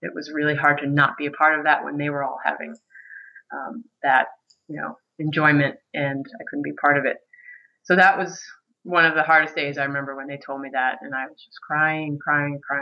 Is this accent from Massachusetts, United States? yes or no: yes; Medfield, Massachusetts, United States; now in Maine, United States; I grew up in Medfield, Massachusetts. That's a small town south of Boston.